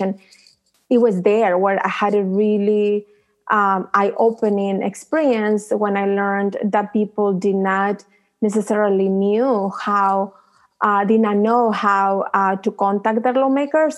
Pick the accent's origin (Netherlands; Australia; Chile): Chile; now in United States; I came from Chile